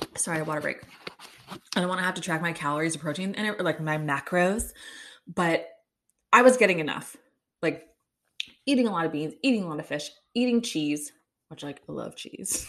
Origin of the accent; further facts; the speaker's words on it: Kansas City, Missouri, United States; I'm from Kansas City